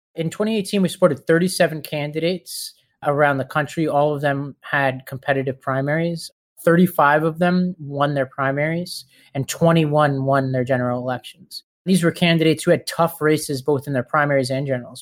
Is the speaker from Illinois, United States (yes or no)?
no; New York City, New York, United States; I grew up in Staten Island, New York